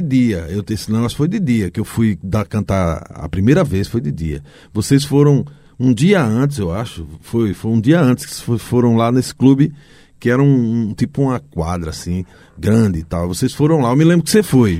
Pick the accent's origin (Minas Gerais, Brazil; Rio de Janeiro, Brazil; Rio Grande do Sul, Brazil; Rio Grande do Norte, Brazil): Rio Grande do Norte, Brazil; Macau; moved away as an adult; also born or lived in Currais Novos, Rio Grande do Norte; now in Recife, Brazil; Eu nasci na cidade de Macau, no litoral do Rio Grande do Norte. E eu saí de Macau para trabalhar numa, nessa banda.